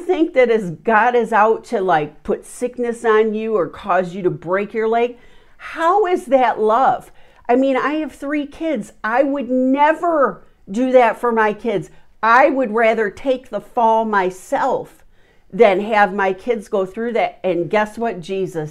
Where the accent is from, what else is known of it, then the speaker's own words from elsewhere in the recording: Chicago, Illinois, United States; I'm from Chicago